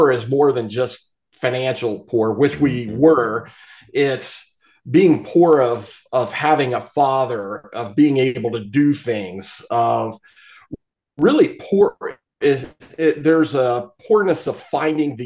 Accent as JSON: {"language": "English", "area": "Appalachia", "region": "Eastern Ohio", "country": "United States", "tie": "born or raised there", "said": "growing up in Appalachia"}